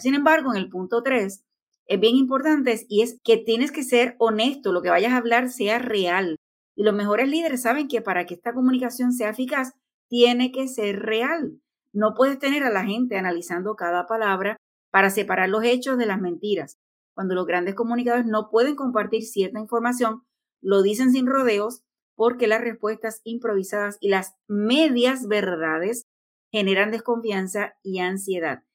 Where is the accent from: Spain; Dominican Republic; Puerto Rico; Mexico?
Puerto Rico; Aidita y yo somos de Puerto Rico